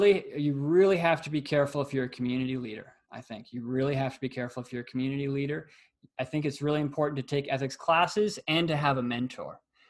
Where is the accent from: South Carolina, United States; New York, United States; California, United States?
California, United States; Los Angeles; where I grew up in Los Angeles